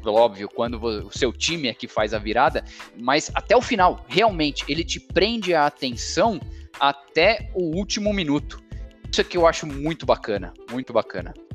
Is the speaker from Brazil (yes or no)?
yes; Brazil; Eu nasci no Brasil, sou brasileiro